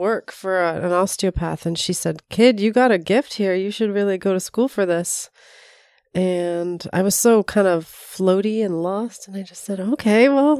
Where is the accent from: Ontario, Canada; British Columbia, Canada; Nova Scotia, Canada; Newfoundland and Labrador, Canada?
Ontario, Canada; North York; born there; Sure. Well, I was born in North York and have lived in a million places besides Toronto, and just moved to Toronto for school, actually.